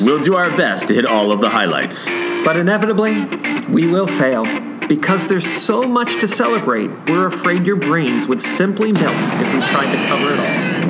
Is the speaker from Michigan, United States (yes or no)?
no; Hagerstown, Maryland, United States; I'm I'm a Maryland boy. I grew up in Western Maryland uh, in the Hagerstown area